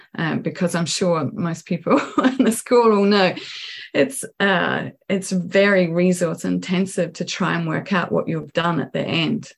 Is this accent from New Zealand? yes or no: yes; New Zealand; moved away as an adult; also born or lived in New York